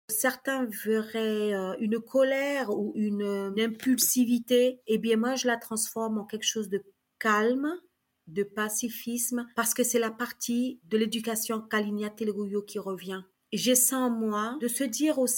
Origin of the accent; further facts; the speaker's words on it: Saint-Laurent-du-Maroni, French Guiana; first language Kali'na; French is a second language; Donc j'ai fait mon école à Saint-Laurent-du-Maroni. Ma première langue c'était le Kalignatéléouyou et le néerlandais, puisque à Galibi c'était le néerlandais puisque c'est le Suriname.